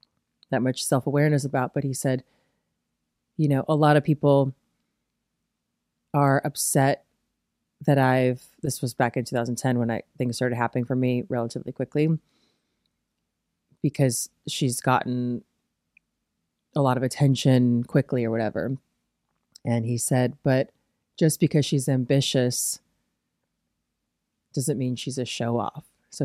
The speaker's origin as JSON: {"language": "English", "region": "Midwest", "country": "United States", "said": "And I guess I'm just like from the Midwest, so I'm never going to try to impress somebody with my knowledge."}